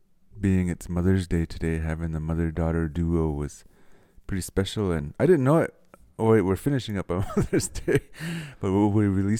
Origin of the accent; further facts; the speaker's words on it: Nowata, Oklahoma, United States; Where we grew up in Nowater.